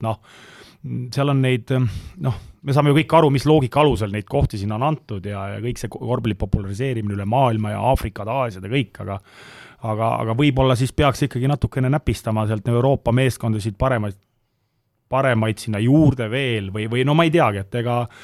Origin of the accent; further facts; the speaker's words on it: Tallinn, Harju County, Estonia; Nõmme ja Mustamäel ma olen üles kasvanud